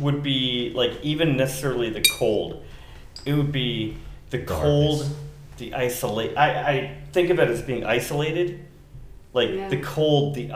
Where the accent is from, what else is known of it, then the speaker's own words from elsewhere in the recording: Minnesota, United States; now in Long Beach, United States; Growing up in Minnesota